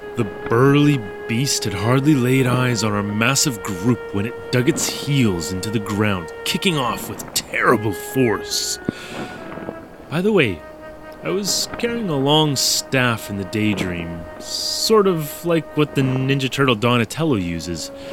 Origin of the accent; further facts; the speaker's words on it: Canada; moved away as an adult; now in Japan; I'm from Canada.